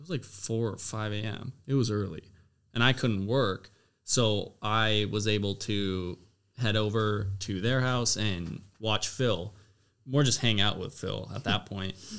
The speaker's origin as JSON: {"language": "English", "town": "Abbotsford", "region": "British Columbia", "country": "Canada", "also_born_or_lived": "Louisiana", "moved": "yes", "said": "I was from Abbotsford"}